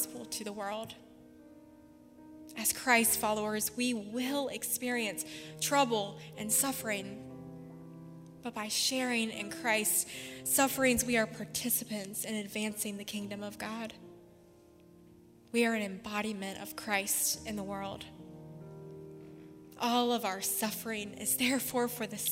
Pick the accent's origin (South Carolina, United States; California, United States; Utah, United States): South Carolina, United States; Spartanburg; Spartanburg Regional, which is in my hometown